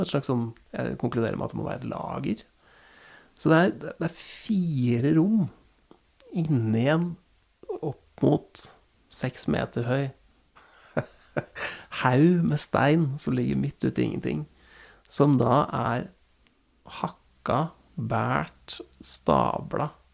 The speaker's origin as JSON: {"language": "Norwegian", "town": "Nittedal", "region": "Akershus", "country": "Norway", "tie": "born or raised there", "said": "Jeg har jo flytta tilbake til der jeg vokste opp uh, nå, og jeg har jo innsett at jeg blir jo aldri ferdig med nærmarka til, til, uh, til Nittedal, da, hvor, jeg, hvor jeg bor."}